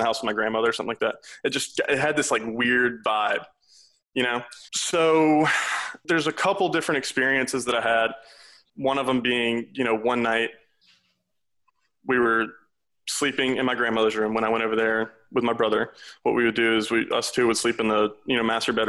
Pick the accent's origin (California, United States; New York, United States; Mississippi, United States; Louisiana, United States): Louisiana, United States; South; I'm originally from South Louisiana